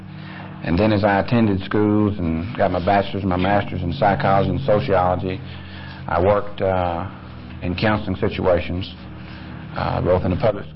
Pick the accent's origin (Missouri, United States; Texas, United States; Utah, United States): Texas, United States; Conroe; also born or lived in McKinney, Texas; I was born in 44 in McKinney and grew up in Conroe down near Houston.